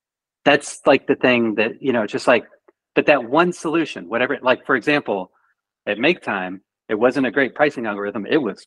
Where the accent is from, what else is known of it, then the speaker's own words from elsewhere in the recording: Canada; So trust me, I'm Canadian. Like we do nothing wrong.